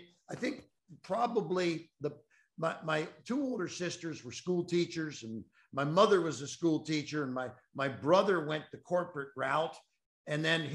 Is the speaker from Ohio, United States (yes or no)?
yes; Cincinnati, Ohio, United States; I'm from Cincinnati